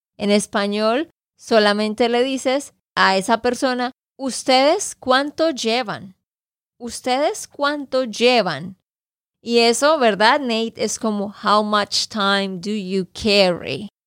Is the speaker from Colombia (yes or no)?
yes; Santander, Colombia; de Santander, Colombia